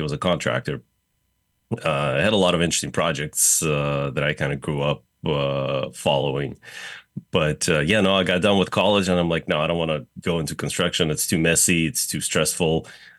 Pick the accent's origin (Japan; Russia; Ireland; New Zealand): Russia; Moscow; English is a second language; moved away as an adult; I was actually born and raised in Moscow, Russia, and finished high school there, and then moved here to go to college and state.